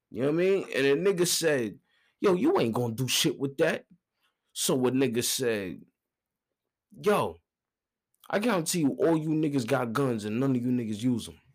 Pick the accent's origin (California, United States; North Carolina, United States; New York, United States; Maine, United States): New York, United States; Brooklyn; I'm from Brooklyn.